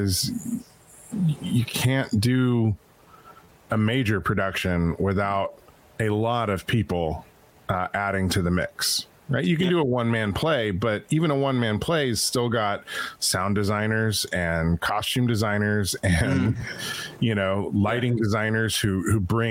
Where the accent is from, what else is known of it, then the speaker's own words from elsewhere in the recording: Pocatello, Idaho, United States; I was born in Pocatello, Idaho